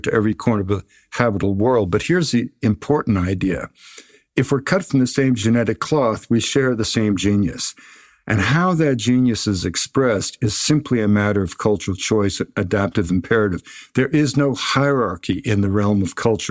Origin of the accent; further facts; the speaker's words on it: Victoria, British Columbia, Canada; I grew up in Victoria.